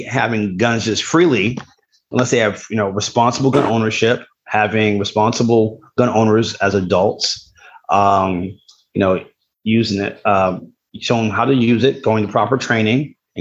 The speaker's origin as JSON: {"language": "English", "town": "New York City", "region": "New York", "country": "United States", "tie": "born or raised there", "said": "growing up in New York City"}